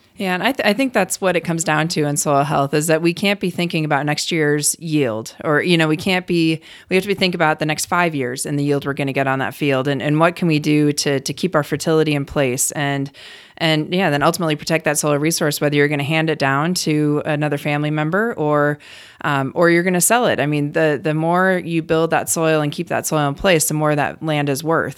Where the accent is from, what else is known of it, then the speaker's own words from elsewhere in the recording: Cleveland, Ohio, United States; moved away as an adult; also born or lived in Colorado / Wyoming / Virginia; now in North Dakota, United States; I grew up in Cleveland, Ohio, not having anything to do with agriculture